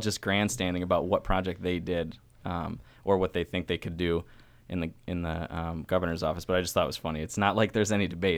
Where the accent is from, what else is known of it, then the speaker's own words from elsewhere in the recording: New York, United States; now in Baltimore, United States; I'm from New York State